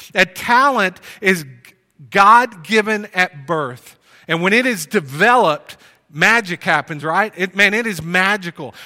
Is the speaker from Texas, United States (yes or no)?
yes; Plano, Texas, United States; moved away; also born or lived in Wylie, Texas; We grew up together in Plano.